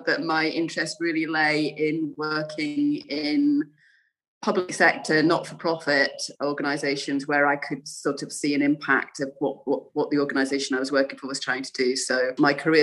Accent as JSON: {"language": "English", "region": "Yorkshire and the Humber", "country": "United Kingdom", "tie": "born or raised there", "also_born_or_lived": "London", "moved": "yes", "lives_now": "Scotland, United Kingdom", "said": "I was born and brought up in Yorkshire"}